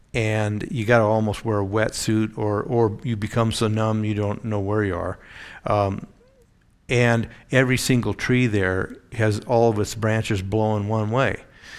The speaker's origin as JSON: {"language": "English", "town": "Eugene", "region": "Oregon", "country": "United States", "tie": "born or raised there", "said": "But we'd go down to a place on the Oregon coast where a doctor in our church that I grew up in Eugene, had a big cabin there."}